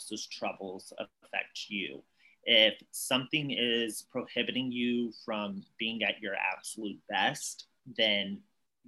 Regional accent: East Texas, United States; I grew up in East Texas and it's very conservative here

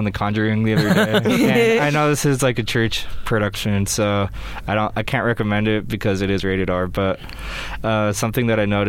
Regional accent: Las Vegas, Nevada, United States; I'm from Las Vegas, so I didn't really...

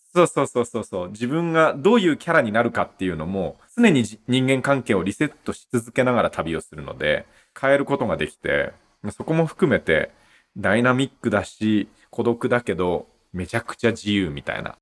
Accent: Aizuwakamatsu, Fukushima, Japan; 福島の会津若松出身で、まあ生まれも育ちもずっと福島県で

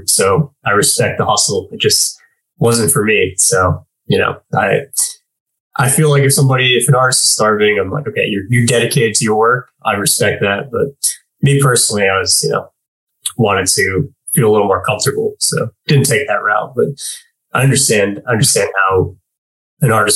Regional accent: New York, United States; I'm from New York

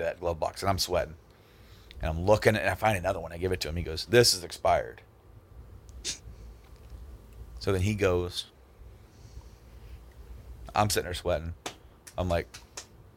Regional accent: Hoopeston, Illinois, United States; Hoopston, where I went to high school, and some of the old stopping grounds. Where I lived was a town 12 miles past

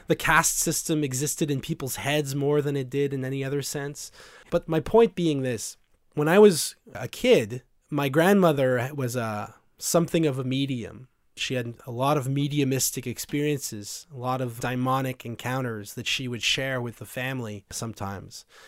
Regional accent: Vanier, Ontario, Canada; I was raised in Vanier

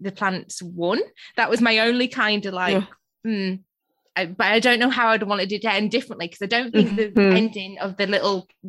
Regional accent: United Kingdom; I'm British

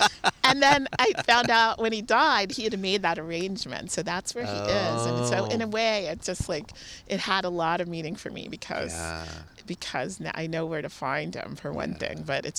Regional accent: Washington, District of Columbia, United States; also born or lived in Detroit, Michigan; But we ended up moving when I was a child, and I grew up in the Washington, D.C. area.

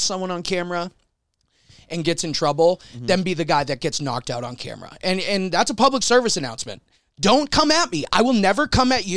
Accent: Boston, Massachusetts, United States; I'm fucking Irish and from Boston

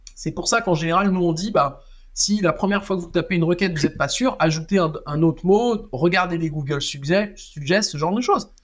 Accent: Strasbourg, Grand Est, France; je viens de Strasbourg

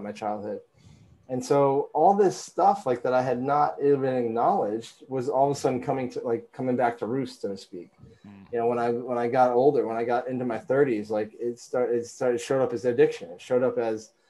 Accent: Vermont, United States; growing up in Vermont, clean air, clean food

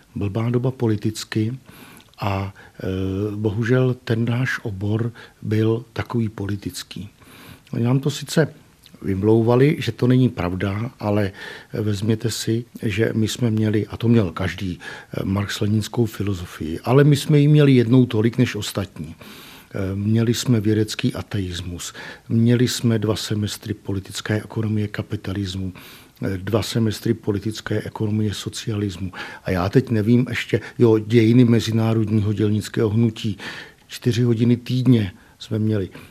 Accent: Chýnov, South Bohemian Region, Czechia; moved away as an adult; also born or lived in Brno; now in Písek, Czech Republic; já pocházím z Chínova u tábora

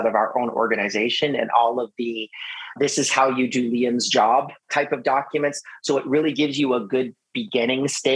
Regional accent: Canada; we're both Canadian

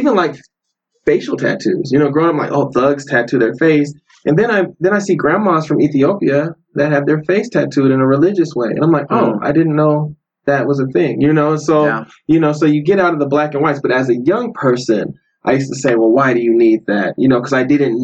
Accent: Denver, Colorado, United States; I grew up in Denver.

